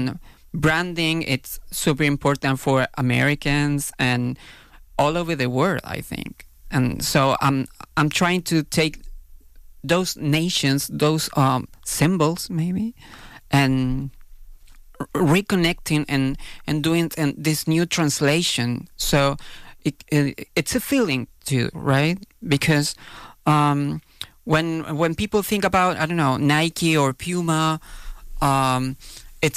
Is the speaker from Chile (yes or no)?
yes; Chile; English is a second language; I'm speaking English, which is not my native language